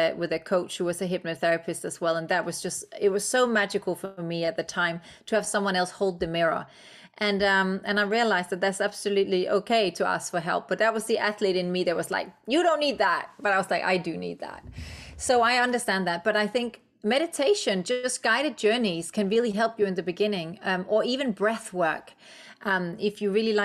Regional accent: Denmark; English is a second language; moved away; I'm Danish. English is my second language

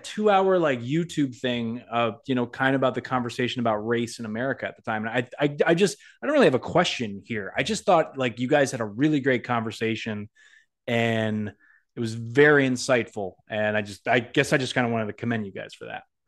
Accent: Massachusetts, United States; I'm from Massachusetts

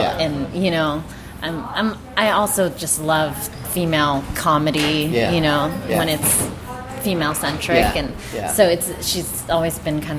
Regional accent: Pittsburgh, Pennsylvania, United States; I'm from Pittsburgh, Pennsylvania

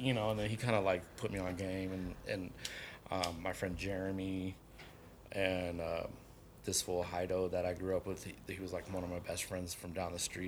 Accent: San Diego, California, United States; moved away; also born or lived in Vista, California / Colorado; grew up in San Diego

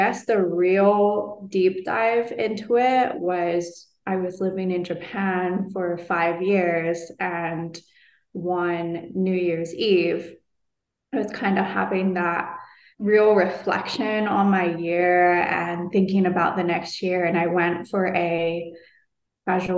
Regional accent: London, United Kingdom; moved away; back to London, back to my hometown

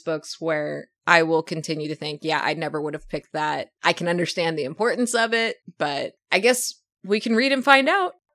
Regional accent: Oklahoma, United States; growing up in Oklahoma, lots of space around my house

